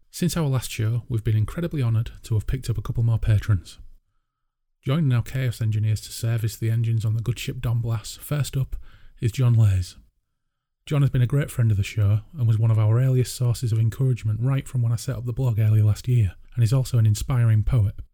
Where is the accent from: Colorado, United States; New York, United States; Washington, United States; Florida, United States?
Washington, United States; I first read The Eternal Champion on my stops during a road trip from my home state of Washington to Indiana